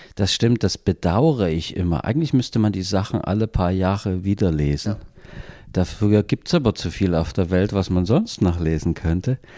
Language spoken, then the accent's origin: German; Chemnitz, Saxony, Germany; Uni Chemnitz, äh, wo ich aufgewachsen bin